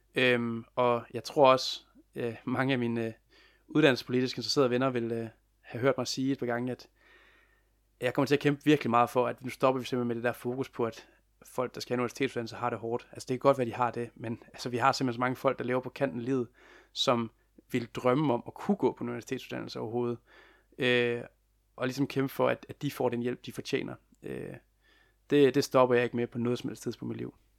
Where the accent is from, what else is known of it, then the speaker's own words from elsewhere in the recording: Lem, Central Denmark Region, Denmark; moved away as an adult; also born or lived in Copenhagen; jeg er jo sågar lige flyttet i, i går, forgårs, til øh, min barndomsby, Lem, i Vestjylland